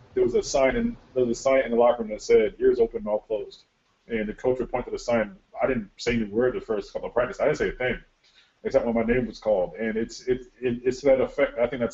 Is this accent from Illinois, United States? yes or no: no; Connecticut, United States; now in Wisconsin, United States; I'm from Connecticut and I'm in Wisconsin